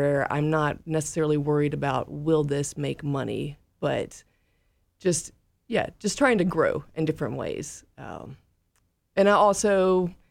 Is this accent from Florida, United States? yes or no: no; Mississippi Delta, United States; moved away; also born or lived in Portland, Oregon / Chattanooga, Tennessee; I'm originally from the Mississippi Delta